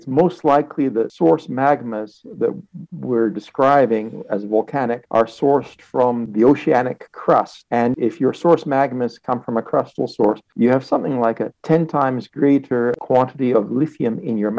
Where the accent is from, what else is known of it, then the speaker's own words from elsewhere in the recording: Canada; I grew up in Canada and I was trained in Canada.